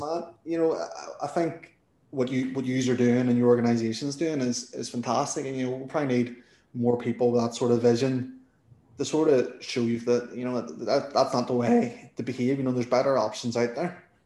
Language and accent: English; Northern Ireland, United Kingdom; accent: Northern Irish; my Northern Irish accent